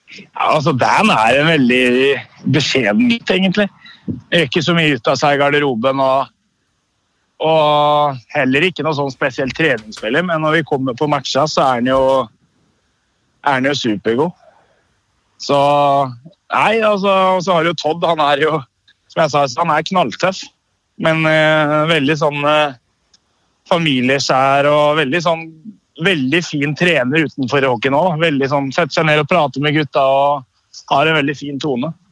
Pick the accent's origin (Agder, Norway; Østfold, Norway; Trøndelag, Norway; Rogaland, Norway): Østfold, Norway; moved away as an adult; now in Stavanger, Norway; hjemme i Østfold